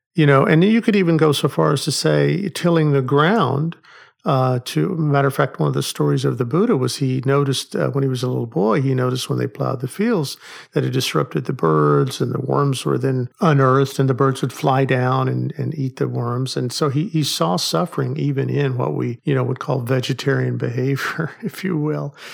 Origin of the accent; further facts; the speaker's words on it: Oklahoma, United States; I grew up in Oklahoma